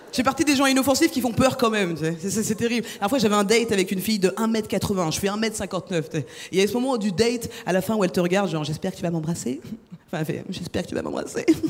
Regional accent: France; je suis française.

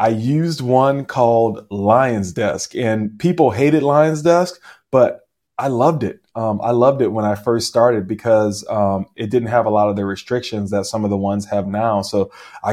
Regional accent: New Orleans, Louisiana, United States; now in Chino Hills, United States; I'm not from California. I'm actually from New Orleans

